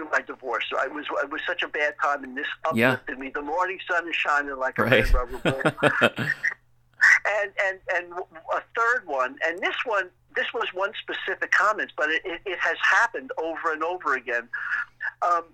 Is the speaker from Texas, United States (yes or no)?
no; New York City, New York, United States; also born or lived in Eastchester, New York; I was born in Brooklyn, New York.